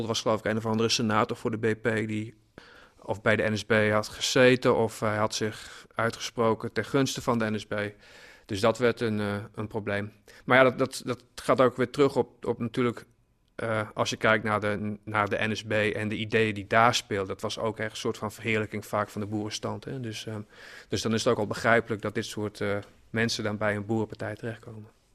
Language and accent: Dutch; Hollandscheveld, Drenthe, Netherlands; Ik kom zelf uit Honzeveld